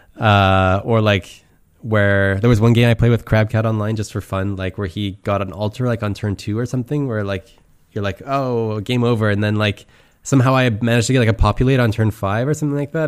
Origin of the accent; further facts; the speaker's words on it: Canada; moved away as an adult; also born or lived in Switzerland / Germany; now in Brussels, Belgium; I'm from Canada. Uh, I live in Belgium right now. I live in Brussels